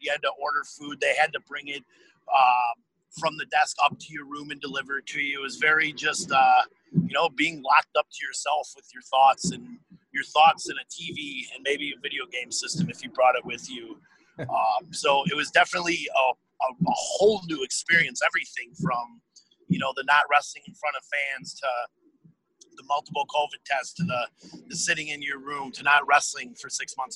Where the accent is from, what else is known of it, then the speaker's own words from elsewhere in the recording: Appleton, Wisconsin, United States; the town I grew up in in Appleton, Wisconsin